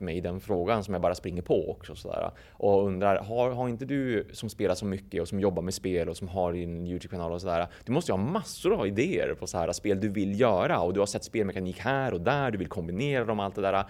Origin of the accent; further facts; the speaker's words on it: a small village outside Umeå, Västerbotten County, Sweden; jag växte upp i en väldigt, väldigt liten by. Vi, vi snackar liksom typ 50 pers kanske som bodde i den byn en bit utanför Umeå